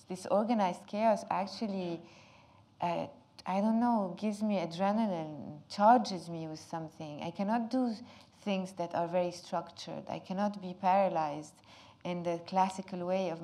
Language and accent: English; Lebanon; English is a second language; living in Lebanon and growing up in Lebanon in such a difficult, complicated country